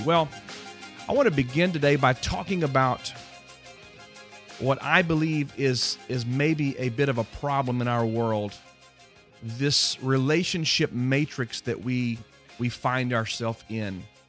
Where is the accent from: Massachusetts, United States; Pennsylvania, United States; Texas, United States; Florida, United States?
Texas, United States; Houston; growing up on Berry Creek in Houston, Texas